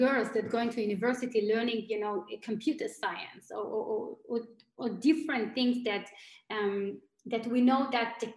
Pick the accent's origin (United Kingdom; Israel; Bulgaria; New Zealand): Israel; Tel Aviv, Tel Aviv District; moved away as an adult; also born or lived in Germany / Asia / New York / Silicon Valley; now in Berlin, Germany; Originally, I'm from Tel Aviv. I live in Germany for 8 years.